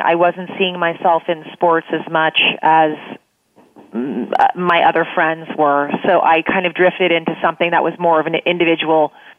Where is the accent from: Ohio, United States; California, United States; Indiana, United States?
California, United States; Pleasanton; But I grew up in Pleasanton, California, in North Bay, about 35 miles east of San Francisco, and I believe it is still known as Soccer Town USA.